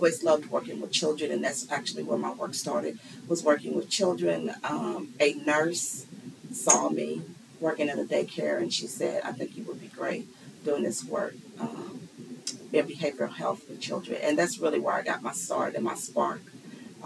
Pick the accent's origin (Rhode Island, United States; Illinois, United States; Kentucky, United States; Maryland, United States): Kentucky, United States; Louisville; also born or lived in Hempstead, New York; I was born in Hempstead, New York. But at age 2, my mom and our family moved here to Louisville, Kentucky. So, yes, I am a Louisville native